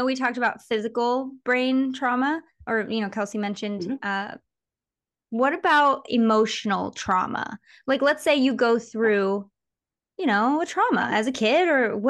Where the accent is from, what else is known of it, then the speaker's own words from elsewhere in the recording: Michigan, United States; moved away as an adult; I was just in my hometown in Michigan, and I forgot, like as a kid, which is when I left, I was 20 when I left